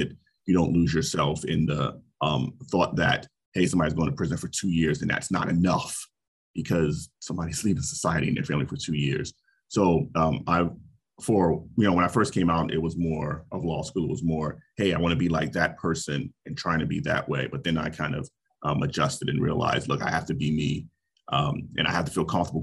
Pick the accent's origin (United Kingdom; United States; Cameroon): United States; New York City, New York; moved away as an adult; also born or lived in Albany; now in Chicago, United States; I grew up in Brooklyn, New York as a hip hop kid